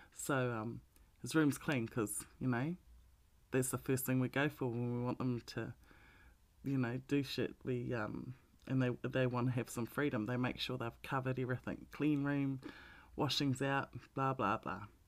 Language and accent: English; Melbourne, Victoria, Australia; we're from Melbourne, so we were the most locked down city in the world.